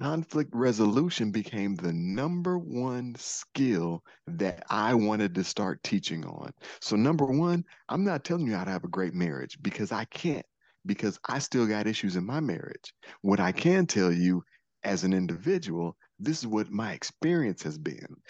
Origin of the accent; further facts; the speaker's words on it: Detroit, Michigan, United States; I'm also from Detroit